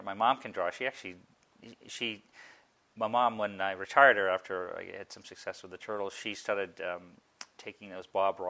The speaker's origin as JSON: {"language": "English", "region": "Maine", "country": "United States", "tie": "born or raised there", "said": "when I had a paper route growing up in Maine."}